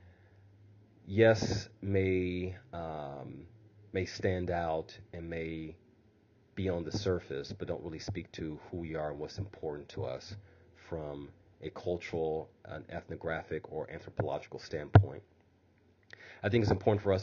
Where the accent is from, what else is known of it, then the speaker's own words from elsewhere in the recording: Midwest, United States; being a Midwesterner.